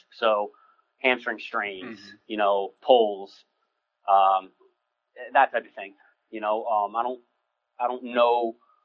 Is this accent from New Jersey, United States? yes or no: yes; New Jersey, United States; moved away as an adult; also born or lived in West Lafayette, Indiana / Michigan; I was born and raised in New Jersey. I'm a city guy